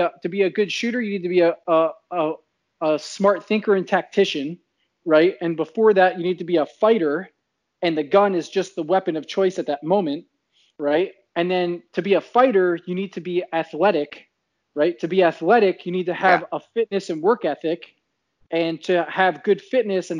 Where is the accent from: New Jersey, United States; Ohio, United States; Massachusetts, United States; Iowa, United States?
New Jersey, United States; moved away as an adult; also born or lived in central Florida; now in Florida, United States; I moved back to my hometown in New Jersey